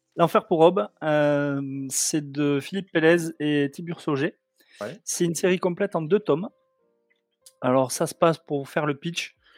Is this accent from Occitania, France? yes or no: yes; Toulouse, Occitania, France; je suis de Toulouse